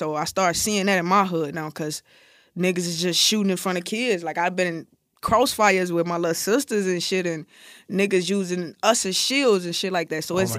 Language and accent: English; Chicago, Illinois, United States; Oh, I'm from Iraq, Chicago.